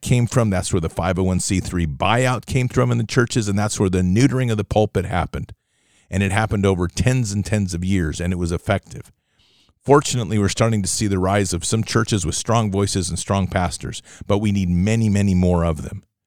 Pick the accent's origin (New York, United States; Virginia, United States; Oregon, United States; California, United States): Oregon, United States; Oregon, my home state